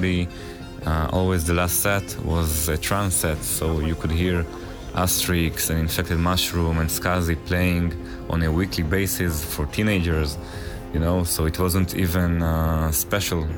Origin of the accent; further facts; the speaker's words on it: Israel; we're Somatic Self from Israel